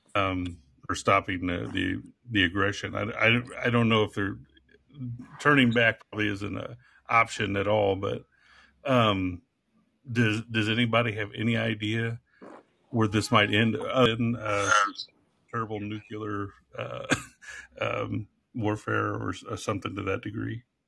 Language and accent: English; Missouri, United States; I'm from Missouri